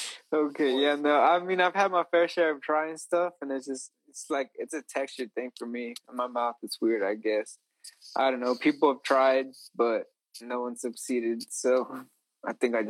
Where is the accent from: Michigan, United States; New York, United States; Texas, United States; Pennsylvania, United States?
Texas, United States; Edinburg; I'm from Edinburgh.